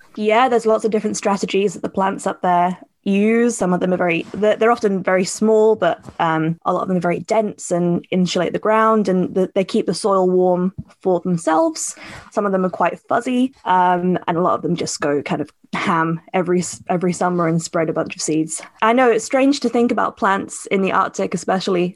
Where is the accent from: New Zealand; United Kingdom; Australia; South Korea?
United Kingdom; Cambridgeshire, East of England; moved away as an adult; now in Edinburgh, United Kingdom; I grew up in Cambridgeshire